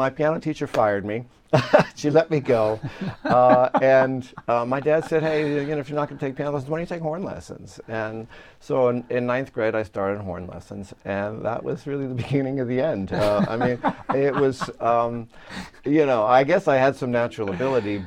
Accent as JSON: {"language": "English", "area": "Long Island", "region": "New York", "country": "United States", "tie": "born or raised there", "said": "where I grew up in Long Island, we still had, music programs in the school."}